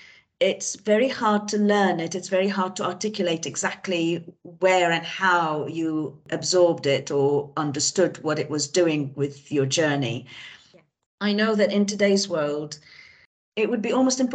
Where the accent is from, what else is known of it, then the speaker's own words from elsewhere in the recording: Beirut, Beirut Governorate, Lebanon; I grew up in Beirut, in Lebanon, and in an intellectual family.